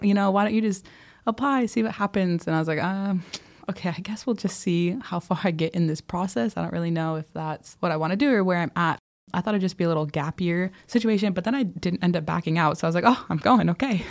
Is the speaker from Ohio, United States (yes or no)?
no; Wisconsin, United States; moved away as an adult; also born or lived in California / Ghana; now in Addis Ababa, Ethiopia; things that I grew up with in Wisconsin